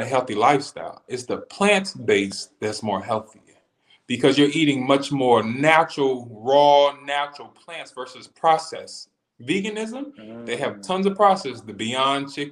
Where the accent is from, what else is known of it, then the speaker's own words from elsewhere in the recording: Connecticut, United States; So growing up in a house in Connecticut, I'm from Connecticut, and growing up north